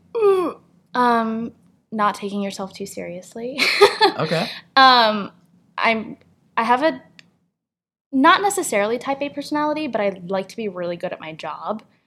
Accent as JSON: {"language": "English", "town": "San Francisco", "region": "California", "country": "United States", "tie": "born or raised there", "also_born_or_lived": "State College, Pennsylvania", "moved": "as an adult", "said": "Growing up in San Francisco, I just kind of like lived in this really beautiful kind of like liberal bubble of arts and culture"}